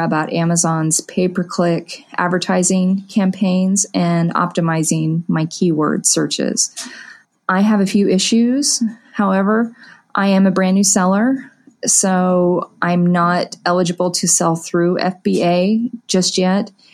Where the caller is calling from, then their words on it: Wichita, Kansas, United States; I'm calling from the Wichita, Kansas area